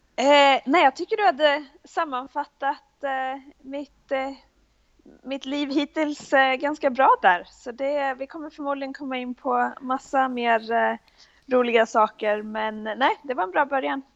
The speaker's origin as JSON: {"language": "Swedish", "town": "Bollnäs", "region": "Gävleborg County", "country": "Sweden", "tie": "born or raised there", "also_born_or_lived": "Oklahoma, United States", "moved": "as an adult", "lives_now": "Florida, United States", "said": "jag växte upp i, i Bollnäs, så det är ändå södra Norrland"}